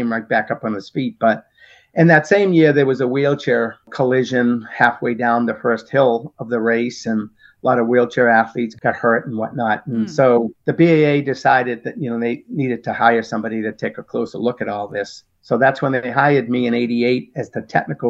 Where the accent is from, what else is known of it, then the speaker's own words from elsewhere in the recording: Medford, Massachusetts, United States; I opened up an athletic footwear and clothing store in my hometown of Medford.